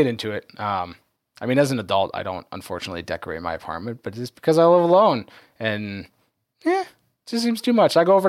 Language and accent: English; Michigan, United States; moved away; I grew up in Michigan.